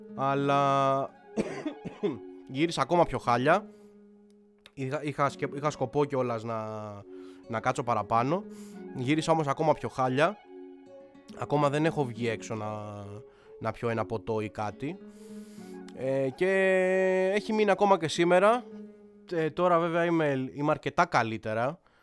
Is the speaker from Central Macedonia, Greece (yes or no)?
no; Athens, Attica, Greece; εγώ είμαι Αθηναίος, έτσι, 100% ε, και εννοώ ρε παιδί μου ότι είμαι άνθρωπος της πόλης, της περιοχής μου.